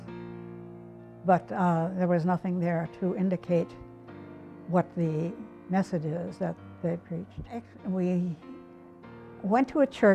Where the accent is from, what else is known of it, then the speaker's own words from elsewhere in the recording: Illinois, United States; moved away as an adult; also born or lived in Kokomo, Indiana; now in Manitowoc, United States; we grew up in Illinois, but we enjoyed the Midwest and the lake especially